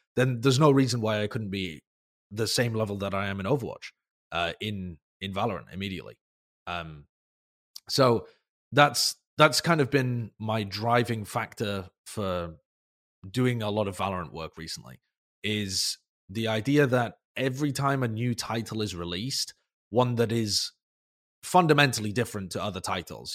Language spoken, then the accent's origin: English; United Kingdom; I'm British